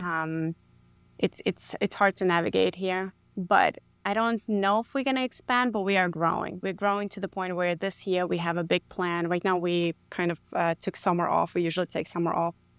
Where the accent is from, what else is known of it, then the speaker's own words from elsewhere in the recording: New York City, New York, United States; moved away as an adult; now in San Antonio, United States; I grew up in the Bronx, New York.